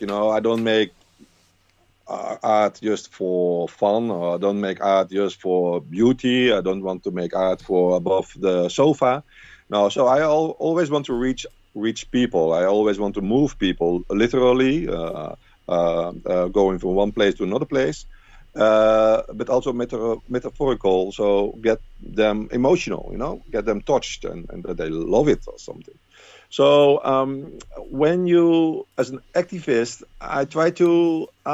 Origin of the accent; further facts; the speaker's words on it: Rotterdam, South Holland, Netherlands; Rotterdam and the Netherlands, my hometown.